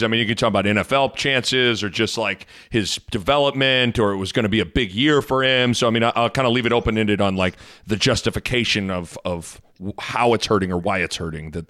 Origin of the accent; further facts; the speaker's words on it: Lincoln, Nebraska, United States; I mean, listen, I live in Lincoln. I'm from Lincoln. Like, I love Lincoln